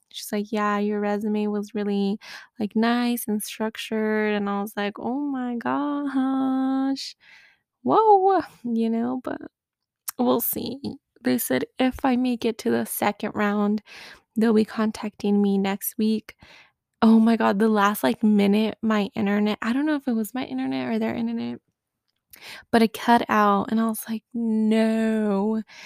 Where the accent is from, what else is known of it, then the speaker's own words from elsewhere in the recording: United States; moved away as an adult; I'm the American